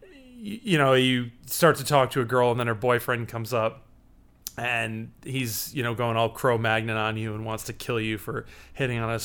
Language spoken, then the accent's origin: English; Chicago, Illinois, United States; I'm from Chicago